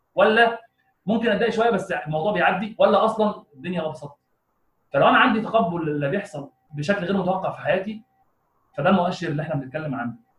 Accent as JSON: {"language": "Arabic", "country": "Egypt", "said": "عندنا في مصر"}